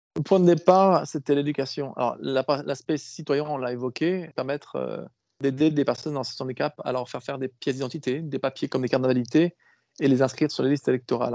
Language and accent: French; France; chez nous en France